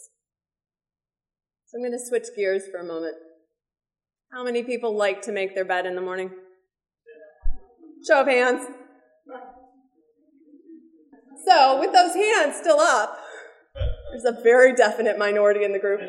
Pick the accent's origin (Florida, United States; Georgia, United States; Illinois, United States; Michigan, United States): Illinois, United States; Chicago; Chicago, my hometown